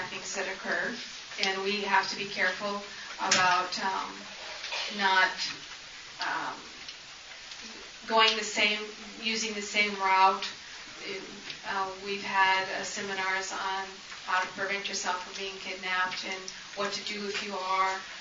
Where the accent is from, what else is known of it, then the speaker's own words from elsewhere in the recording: Phoenix, Arizona, United States; moved away; I'm from Phoenix.